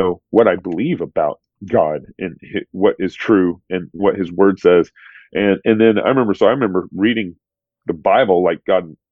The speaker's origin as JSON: {"language": "English", "region": "Texas", "country": "United States", "tie": "born or raised there", "also_born_or_lived": "Eugene, Oregon", "moved": "as an adult", "lives_now": "Moscow, Idaho, United States", "said": "I grew up in Texas when everybody's a Christian"}